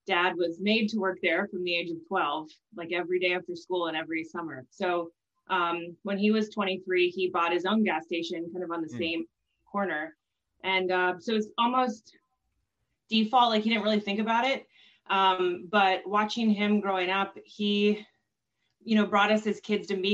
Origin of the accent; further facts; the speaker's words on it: Washington, United States; moved away as an adult; We grew up in Washington State